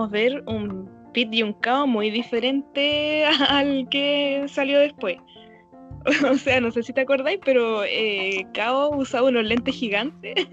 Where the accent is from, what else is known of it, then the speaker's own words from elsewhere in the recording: Chile; Eh, bueno, este es un podcast nuevo. Somos chilenas